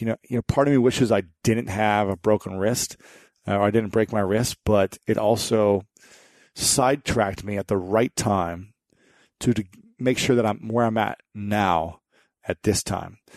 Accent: Ohio, United States; my home state of Ohio

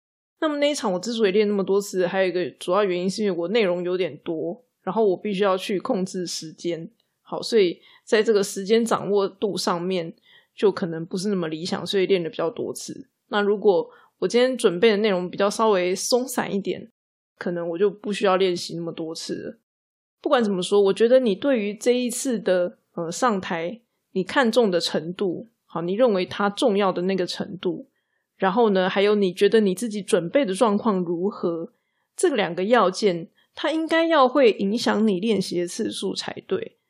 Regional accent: Taiwan; 我们台湾人呢，很容易就会觉得自己不够努力，不够尽心尽力这样子

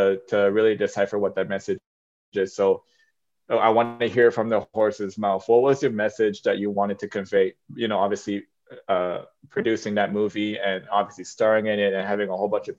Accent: Canada; I came from a less privileged background growing up in Canada.

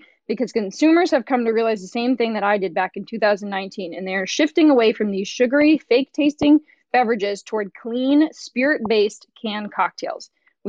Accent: Duxbury, Massachusetts, United States; my hometown of Duxbury, Massachusetts

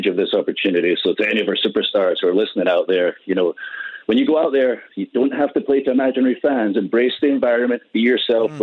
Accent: Scotland, United Kingdom; I'm Scottish

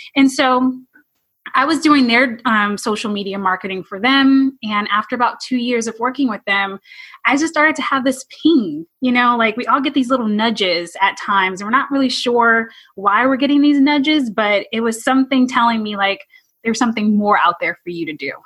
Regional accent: California, United States; originally I'm from California

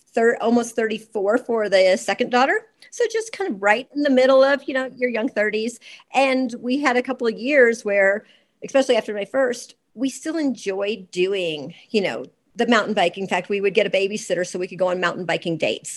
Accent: Georgia, United States; moved away as an adult; I grew up in Georgia

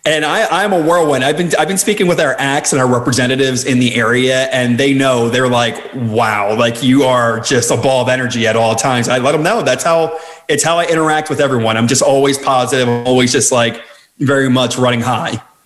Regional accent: outside Philadelphia, New Jersey, United States; moved away as an adult; now in Washington, DC area, United States; I actually was born and raised in South Jersey, right outside, 20 minutes outside the Philadelphia area

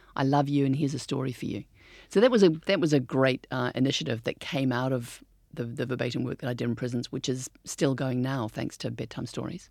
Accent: New Zealand; We're from New Zealand.

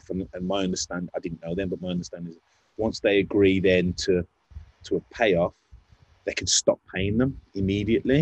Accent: Wolverhampton, West Midlands, United Kingdom; I'm from Wolverhampton.

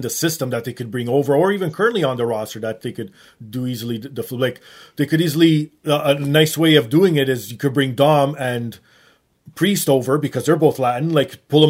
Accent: Canada; me being Canadian

